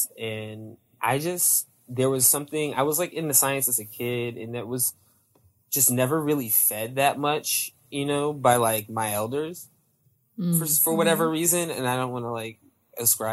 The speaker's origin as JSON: {"language": "English", "region": "Northern Virginia", "country": "United States", "tie": "born or raised there", "said": "I was raised in Northern Virginia"}